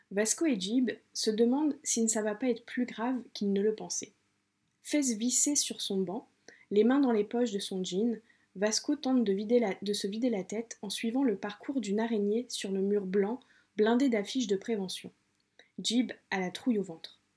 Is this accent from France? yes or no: yes; Sartrouville, Île-de-France, France; à Sartrouville, qui est une ville, la ville où j'ai grandi, qui est dans les Yvelines, en région parisienne.